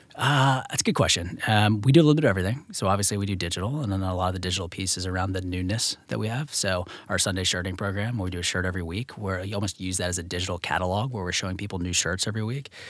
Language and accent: English; Virginia, United States; I'm from Virginia